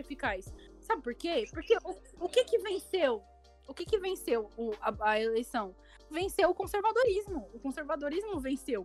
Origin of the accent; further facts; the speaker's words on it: Pernambuco, Brazil; moved away; Eu sou do, do Pernambuco